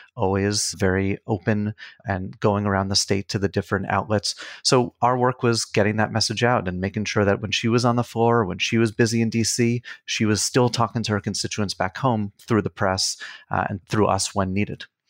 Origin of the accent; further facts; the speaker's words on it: Long Island, New York, United States; moved away; also born or lived in Queens, New York; I grew up in New York. I was born in Queens, grew up on Long Island